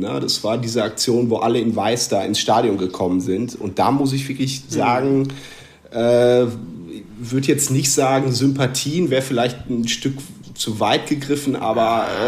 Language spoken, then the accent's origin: German; North Rhine-Westphalia, Germany; now in Münster, Germany; ich bin 36, bin Westfale